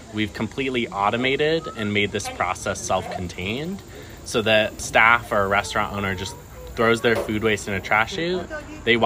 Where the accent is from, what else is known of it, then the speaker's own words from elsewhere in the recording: Newtown, Connecticut, United States; moved away as an adult; also born or lived in Jerusalem / South Carolina; now in Pittsburgh, United States; I was actually born in Jerusalem and grew up in Newtown, Connecticut, and then moved to Pittsburgh for school to go to Carnegie Mellon